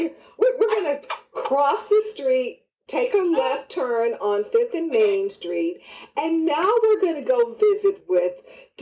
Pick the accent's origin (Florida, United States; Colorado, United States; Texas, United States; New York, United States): Texas, United States; Houston; And since I'm from Texas, I'm originally from Houston